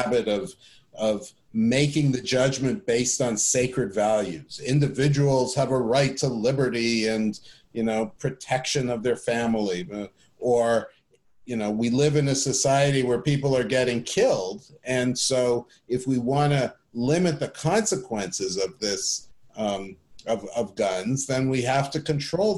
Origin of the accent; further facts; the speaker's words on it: Canada; I grew up in Canada